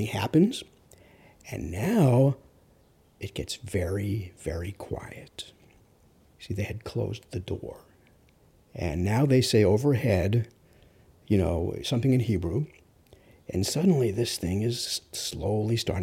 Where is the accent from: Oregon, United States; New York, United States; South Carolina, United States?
New York, United States; New York City; I'm from Rockaway, so I know this geography very well